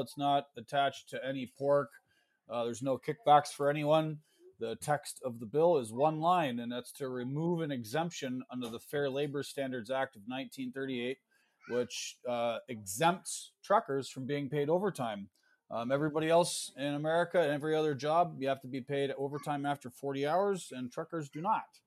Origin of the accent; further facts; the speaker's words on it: Canada; moved away as an adult; also born or lived in New York State, United States; now in New York, United States; I'm Canadian, but uh, full disclosure, I live in the United States now. My wife's American